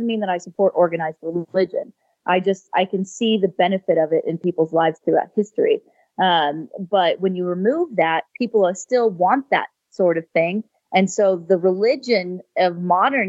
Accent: California, United States; I was raised in California and spent most of my life in the Silicon Valley.

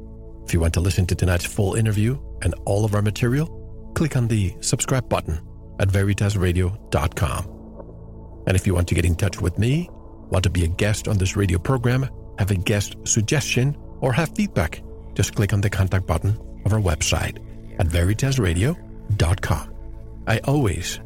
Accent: San Juan, Puerto Rico; moved away; my hometown of San Juan, Puerto Rico

